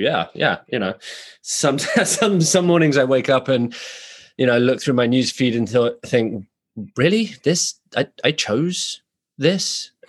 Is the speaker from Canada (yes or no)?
no; England, United Kingdom; now in United States; as a UK citizen during the Brexit crisis